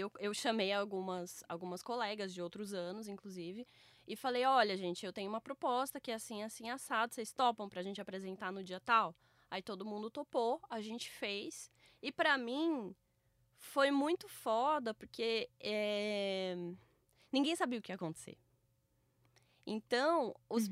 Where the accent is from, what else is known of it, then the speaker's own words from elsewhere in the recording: Campinas, São Paulo, Brazil; eu sou de Campinas